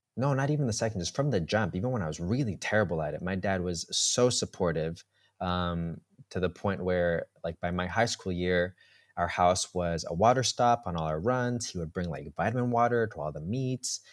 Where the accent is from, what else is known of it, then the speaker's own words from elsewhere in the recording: Colombia; also born or lived in New York; now in Berlin, Germany; we're from Colombia